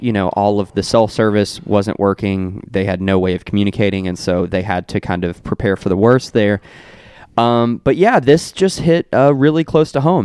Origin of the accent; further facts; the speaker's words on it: Meade County, Kentucky, United States; my hometown of Meade County